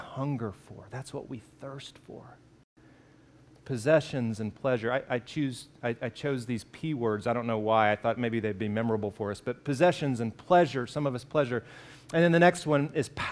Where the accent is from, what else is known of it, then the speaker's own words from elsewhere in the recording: Alabama, United States; I grew up in Alabama